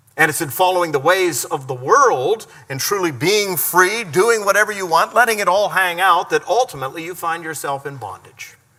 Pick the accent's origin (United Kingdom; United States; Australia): United States; the freedoms that we enjoy as American people